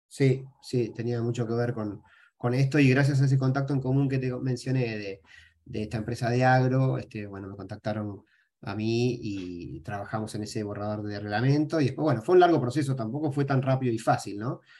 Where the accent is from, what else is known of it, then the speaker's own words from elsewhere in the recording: Tigre, Buenos Aires Province, Argentina; moved away as an adult; also born or lived in Paraguay / Chile; no me terminé de despegar de, de mi cordón umbilical, que es este, Buenos Aires, o, Tigre